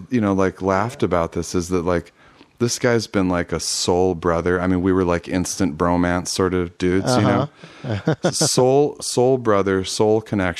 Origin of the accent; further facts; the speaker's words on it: Grand Rapids, Michigan, United States; now in California, United States; I was from Grand Rapids.